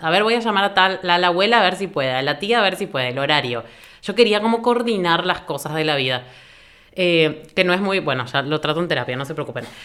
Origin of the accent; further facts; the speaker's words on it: Buenos Aires, Argentina; now in Asunción, Paraguay; Vivo en Asunción actualmente, soy de Buenos Aires, Argentina